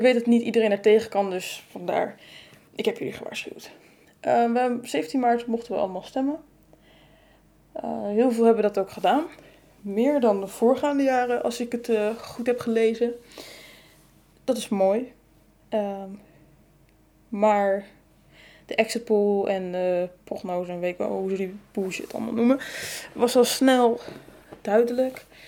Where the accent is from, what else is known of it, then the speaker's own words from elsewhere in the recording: Netherlands; als Nederlanders